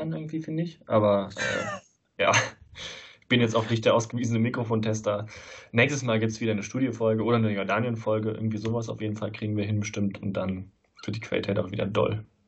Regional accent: Leverkusen, North Rhine-Westphalia, Germany; now in Saarland, Germany; in Leverkusen, wo ich herkomme

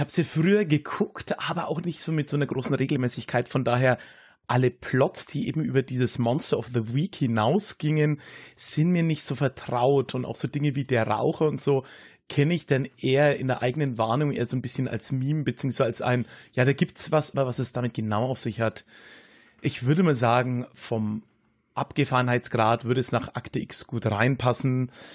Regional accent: Höchstadt an der Aisch, Bavaria, Germany; also born or lived in Erlangen; Erlangen, wo ich geboren bin, ist sehr evangelisch, war ja auch Hugenottenstadt. Mhm. Und aber dann die äh, Region Höchstadt, in der ich, ja, wie es der Kollege am Anfang gesagt hat, groß geworden bin

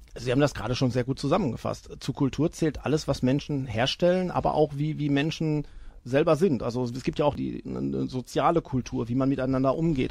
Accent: Iserlohn, North Rhine-Westphalia, Germany; in meinem Heimatdorf Österreich

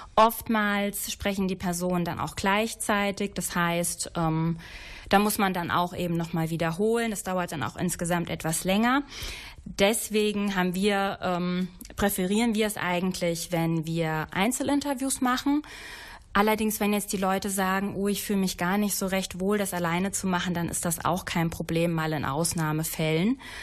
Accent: Wittgenstein, North Rhine-Westphalia, Germany; in meiner Heimat Wittgenstein

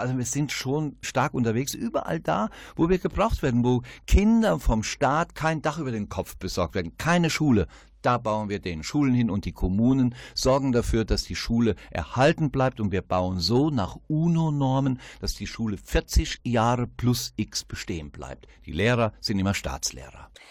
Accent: Westerwald, Rhineland-Palatinate, Germany; ist ja meine Heimat, der Westerwald

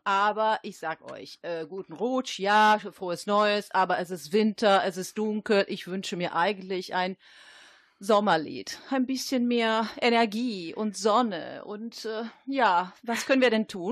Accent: Milan, Lombardy, Italy; now in Düsseldorf, Germany; in Mailand, meine Stadt

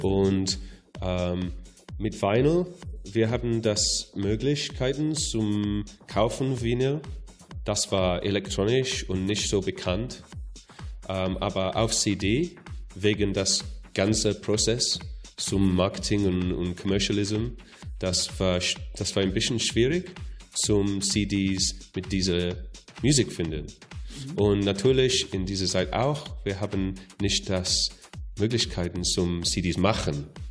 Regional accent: Wales, United Kingdom; German is a second language; moved away; ich komme aus Wales

